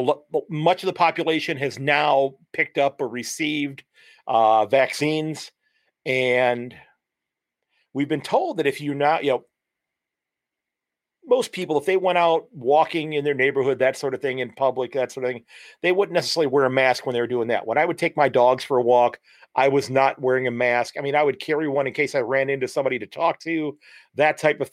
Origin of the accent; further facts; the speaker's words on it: Sandusky, Ohio, United States; from Sandusky, Ohio, and I'm glad that you're listening.